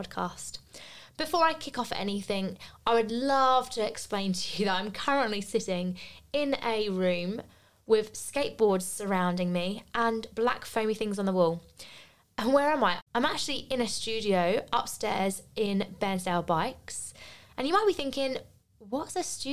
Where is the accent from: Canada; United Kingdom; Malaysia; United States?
United Kingdom; moved away as an adult; also born or lived in Australia / Bristol; I was back in my home country, the country I didn't want to live in.